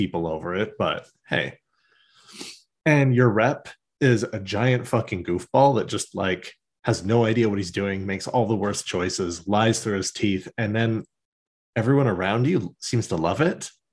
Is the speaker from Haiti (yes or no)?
no; Canada; we're Canadian